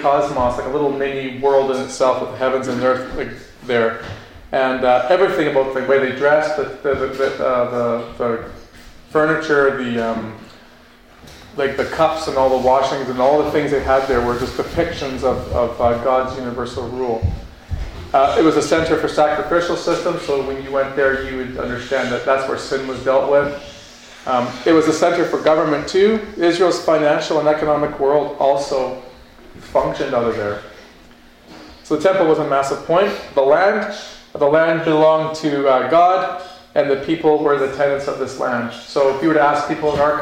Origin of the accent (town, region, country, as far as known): Canada